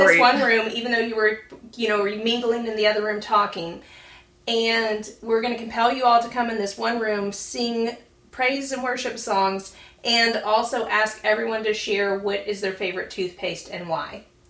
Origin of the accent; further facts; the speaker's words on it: Louisiana, United States; growing up in Louisiana